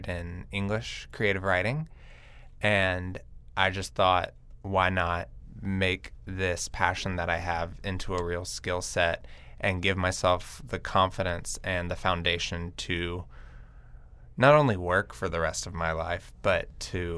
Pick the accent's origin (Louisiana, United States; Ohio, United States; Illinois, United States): Louisiana, United States; Lafayette; I'm from Lafayette, Louisiana, where my grandparents have run Mel's Diner. There's two locations in Lafayette, and as a kid, I was surrounded by the culinary industry